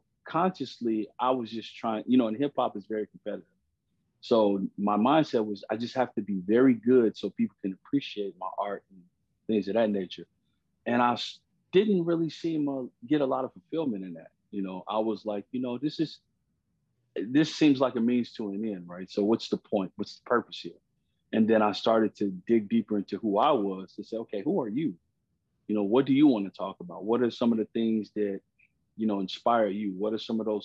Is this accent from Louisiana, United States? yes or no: no; Chicago, Illinois, United States; I'm an artist from Chicago